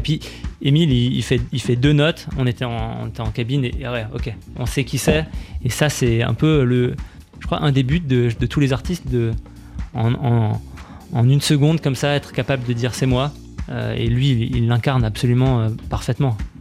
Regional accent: Strasbourg, Grand Est, France; nous, on est strasbourgeois

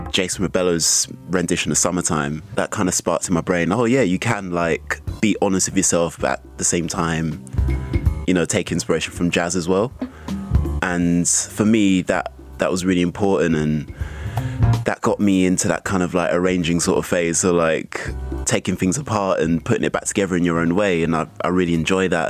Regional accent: London, United Kingdom; a young Afro Caribbean growing up in South London

